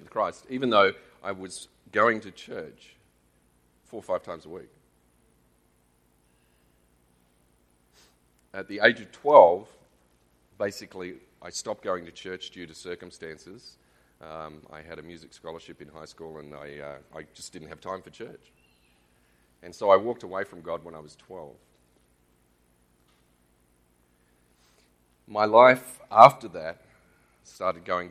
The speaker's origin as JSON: {"language": "English", "country": "Australia", "tie": "born or raised there", "accent": "Australian", "said": "We moved to Australia when I was 5. Yes, I'm Australian."}